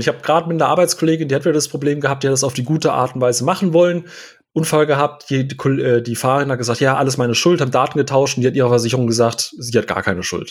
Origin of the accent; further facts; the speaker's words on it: Karlsruhe, Baden-Württemberg, Germany; now in Bavaria, Germany; Ich komme hier ursprünglich gebürtig aus Karlsruhe